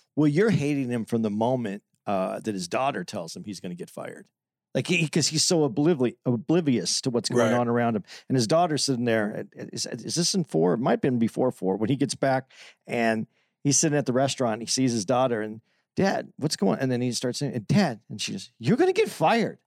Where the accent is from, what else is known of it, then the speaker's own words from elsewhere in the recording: Phoenix, Arizona, United States; I'm from Phoenix